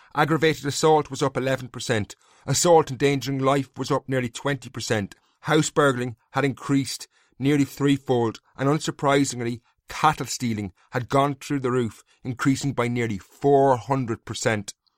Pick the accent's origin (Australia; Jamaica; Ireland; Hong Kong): Ireland; Castlecomer, Leinster; my hometown of Castlecombe in County Kilkenny